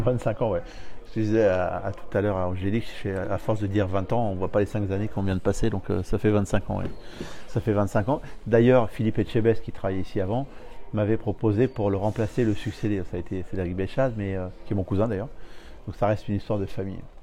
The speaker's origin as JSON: {"language": "French", "town": "Paris", "region": "Île-de-France", "country": "France", "said": "je viens de Paris"}